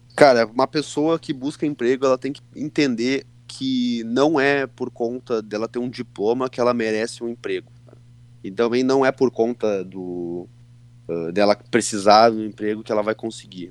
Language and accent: Portuguese; Santa Maria, Rio Grande do Sul, Brazil; Eu nasci em Santa Maria, nasci lá em Santa Maria, me criei lá